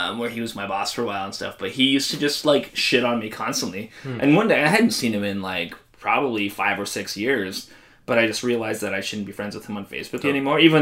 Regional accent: Canada; We're Canadian

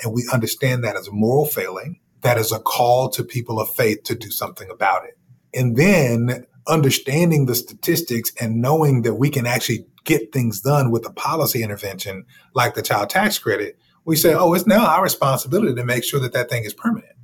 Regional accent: Dallas, Texas, United States; I grew up in Dallas, Texas

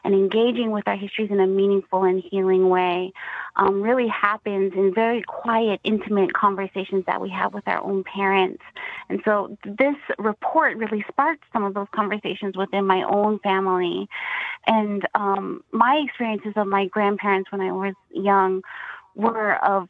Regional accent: Central Arizona, United States; now in Hope Valley, Rhode Island, United States; I was born and raised in Central Arizona

